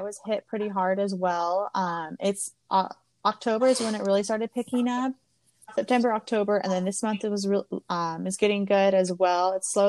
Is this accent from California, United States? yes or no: yes; Orange County, California, United States; now in Austin, United States; I grew up in Orange County, California